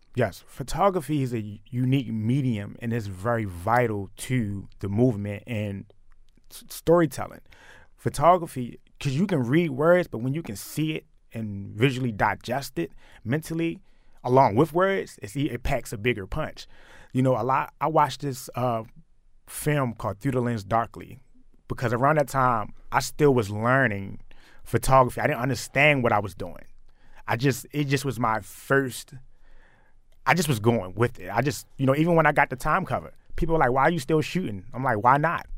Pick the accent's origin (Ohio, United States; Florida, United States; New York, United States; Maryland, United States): Maryland, United States; Baltimore; growing up in Baltimore